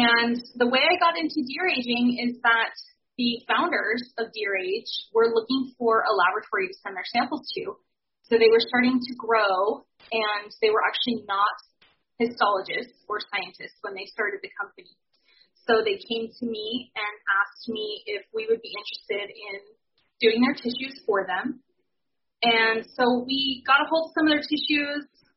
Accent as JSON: {"language": "English", "town": "Spokane", "region": "Washington", "country": "United States", "tie": "born or raised there", "said": "I grew up in Spokane, Washington, in the city."}